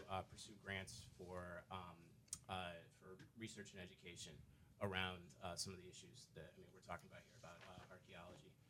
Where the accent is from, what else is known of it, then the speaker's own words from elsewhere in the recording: Cleveland, Ohio, United States; moved away as an adult; now in New Orleans, United States; I've lived in New Orleans since I was about 18 years old. Um, I was originally from Cleveland, Ohio.